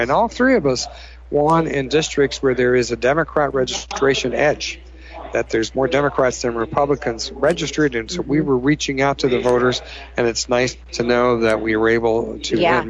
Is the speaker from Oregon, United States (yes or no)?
yes; Oregon, United States; I'm a Republican, but I'm an Oregonian.